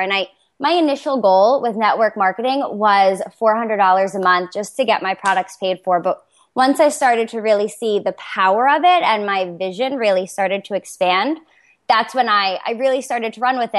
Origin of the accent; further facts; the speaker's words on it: Toms River, New Jersey, United States; I'm from Toms River, New Jersey